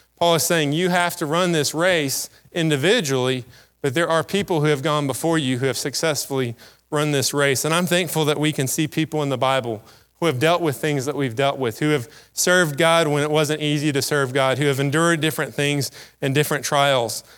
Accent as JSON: {"language": "English", "country": "United States", "said": "as an American"}